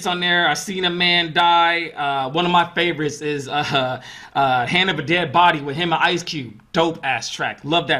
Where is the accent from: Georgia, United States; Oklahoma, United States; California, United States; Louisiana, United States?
Georgia, United States; Atlanta; also born or lived in Houston, Texas; I'm from Atlanta, Georgia